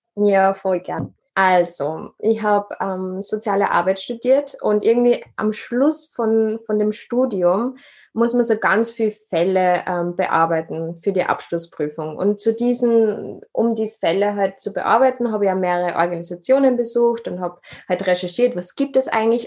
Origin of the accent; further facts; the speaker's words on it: Upper Austria, Austria; now in Vienna, Austria; ursprünglich ähm, bin ich in Oberösterreich geboren, wohne in Wien